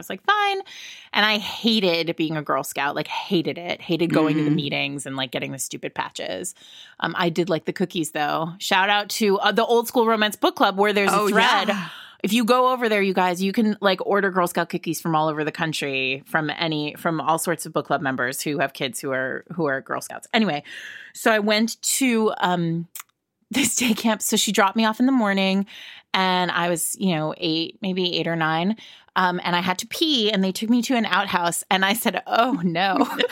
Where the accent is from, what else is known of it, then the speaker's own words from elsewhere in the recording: Rhode Island, United States; I grew up in Rhode Island, the child of an Italian and an English woman.